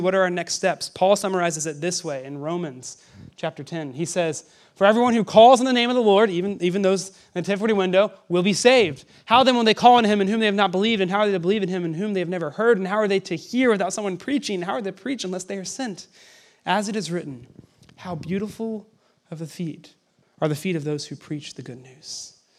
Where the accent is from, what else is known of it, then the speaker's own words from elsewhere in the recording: Arkansas, United States; I grew up in Arkansas, which is the South